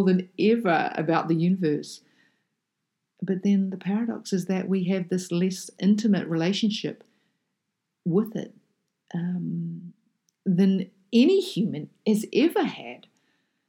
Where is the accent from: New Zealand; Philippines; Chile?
New Zealand; as a child, I grew up in a small town in the bottom of South Island of New Zealand. So I'm a Kiwi kid